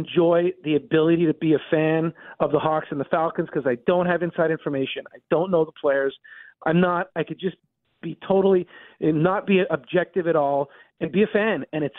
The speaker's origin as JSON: {"language": "English", "town": "Montreal", "region": "Quebec", "country": "Canada", "tie": "born or raised there", "said": "I'm from the Northeast. So, you know, grew up in Montreal, you know, not far from the Vermont border. about an hour and a half away."}